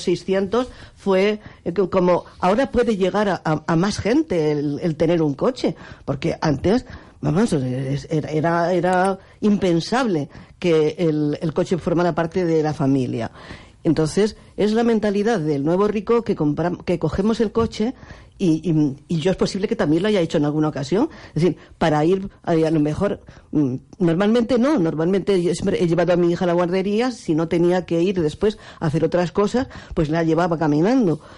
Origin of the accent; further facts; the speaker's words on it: Extremadura, Spain; now in Las Palmas, Spain; mi tierra